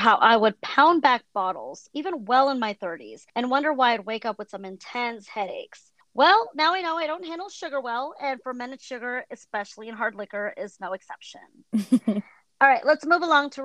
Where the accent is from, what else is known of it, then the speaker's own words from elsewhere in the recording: San Francisco Bay Area, California, United States; moved away as an adult; I'm originally from the San Francisco Bay Area, so my backyard was Napa Valley